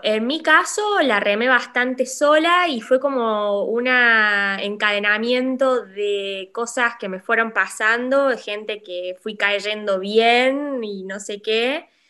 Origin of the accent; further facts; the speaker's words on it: La Rioja, Argentina; moved away as an adult; also born or lived in Córdoba, Argentina; now in Nîmes, France; soy médica argentina, nacida en La Rioja